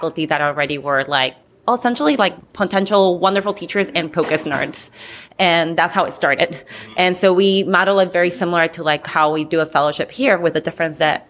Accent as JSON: {"language": "English", "country": "Peru", "moved": "yes", "lives_now": "Minneapolis, United States", "said": "I'm Peruvian, so not from the north."}